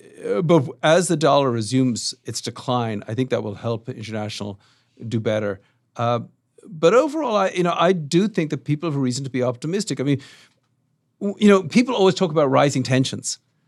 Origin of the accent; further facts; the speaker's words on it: Dublin, Leinster, Ireland; South Dublin.